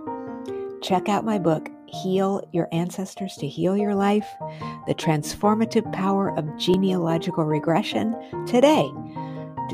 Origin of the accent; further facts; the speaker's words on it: New Mexico, United States; I grew up in New Mexico